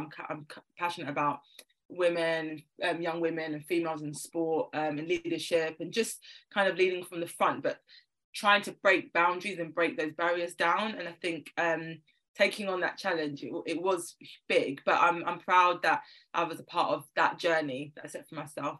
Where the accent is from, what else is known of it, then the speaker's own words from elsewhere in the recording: London, United Kingdom; I'm from South London, so any Londoner you'll know in the UK, specific areas are very important to mention because we are all very different. I live in North London now, but I'm a South Londoner at heart